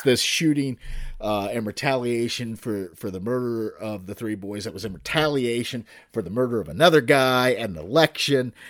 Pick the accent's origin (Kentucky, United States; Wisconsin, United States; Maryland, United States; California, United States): Kentucky, United States; I'm from Kentucky